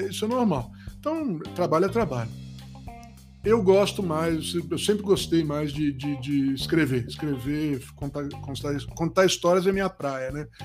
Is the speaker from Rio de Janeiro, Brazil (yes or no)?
yes; Rio de Janeiro, Brazil; moved away as an adult; also born or lived in Itabira, Minas Gerais / São Paulo; não sou carioca, mas eu fui criado no Rio, por isso que eu tenho um pouquinho de sotaque ainda até hoje, né? Saí do Rio com 18 anos